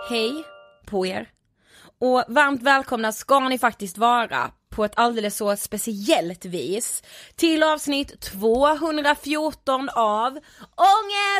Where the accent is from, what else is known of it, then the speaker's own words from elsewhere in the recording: Blekinge, Sweden; från Blekinge faktiskt där vi är uppvuxna